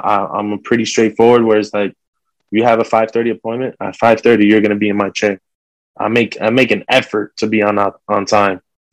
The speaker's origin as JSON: {"language": "English", "town": "Fort Lee", "region": "New Jersey", "country": "United States", "said": "I'm from Fort Lee"}